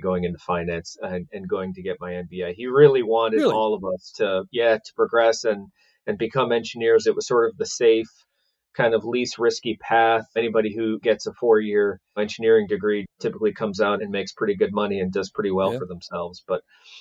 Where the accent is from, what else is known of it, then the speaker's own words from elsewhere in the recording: Cleveland, Ohio, United States; I'm originally from Cleveland, Ohio. Got two older brothers, my dad and mom. We all settled in Cleveland, Ohio, and that's where I was born and raised